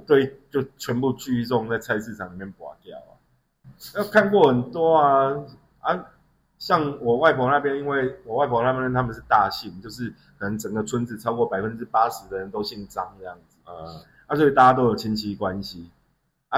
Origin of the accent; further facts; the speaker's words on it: Yunlin County, Taiwan; moved away; also born or lived in Xinzhuang, New Taipei; 我们那边有一另外一个小镇叫土库